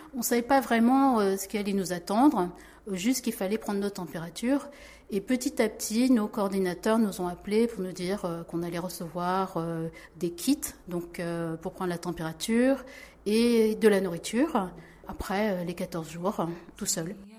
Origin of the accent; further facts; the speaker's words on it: France; moved away as an adult; now in South Korea; je suis née en France